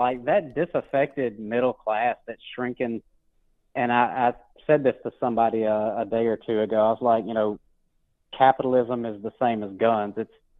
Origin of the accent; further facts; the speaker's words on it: Mississippi, United States; I'm from Mississippi, so a lot of the people around here farm.